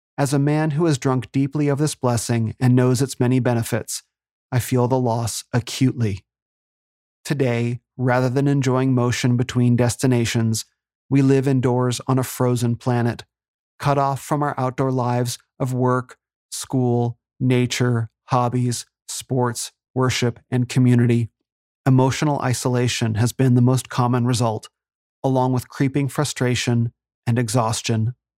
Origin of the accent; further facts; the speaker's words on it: Phoenix, Arizona, United States; moved away as an adult; I grew up here in Phoenix